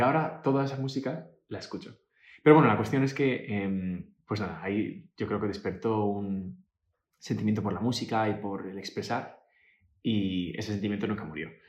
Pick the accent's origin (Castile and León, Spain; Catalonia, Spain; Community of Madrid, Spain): Community of Madrid, Spain; Majadahonda; moved away as an adult; also born or lived in New York; nací en Madrid